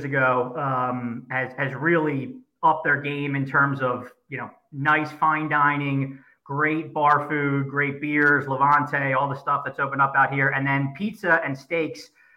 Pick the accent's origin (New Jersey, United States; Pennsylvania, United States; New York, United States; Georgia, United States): Pennsylvania, United States; Oreland; now in West Chester, United States; I'm out in Westchester, PA. I grew up in Orland, went to LaSalle High School